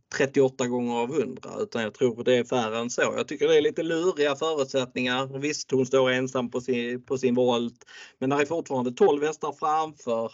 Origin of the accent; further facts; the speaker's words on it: Skåne, Sweden; jag är född i Skåne och har bott i Skåne i eh, stora delar av mitt liv